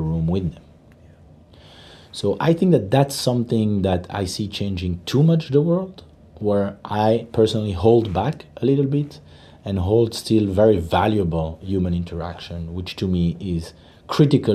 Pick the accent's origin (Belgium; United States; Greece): Belgium; moved away; I'm born and raised in Belgium